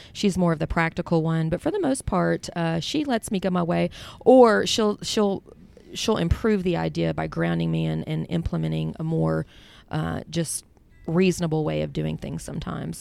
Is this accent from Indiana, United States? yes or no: no; Kentucky, United States; We're born and raised in Kentucky